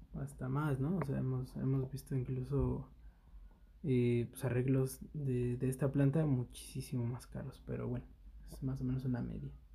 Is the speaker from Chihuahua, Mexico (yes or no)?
no; Mexico City, Mexico; Nosotros somos de la Ciudad de México